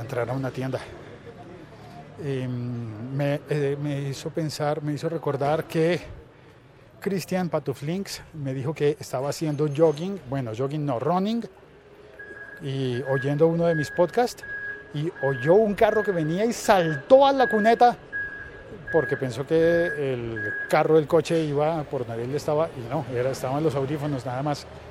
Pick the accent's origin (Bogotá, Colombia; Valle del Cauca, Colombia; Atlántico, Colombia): Bogotá, Colombia; como bogotano